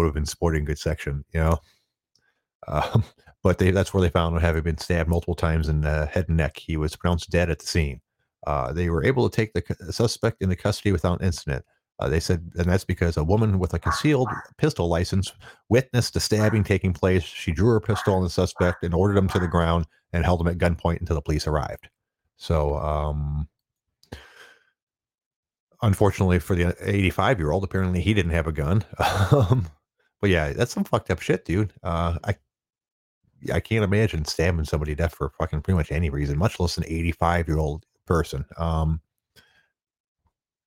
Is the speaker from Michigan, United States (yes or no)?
yes; Detroit, Michigan, United States; I'm from the Detroit area